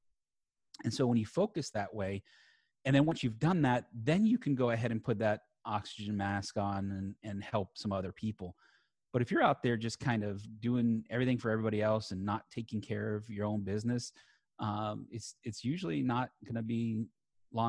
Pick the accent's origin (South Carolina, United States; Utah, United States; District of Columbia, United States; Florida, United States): Florida, United States; South; I'm born and raised in South Florida